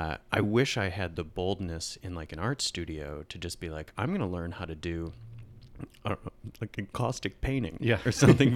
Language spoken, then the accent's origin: English; Michigan, United States; I grew up in Northern Michigan, and that's in the late 90s, that just wasn't a thing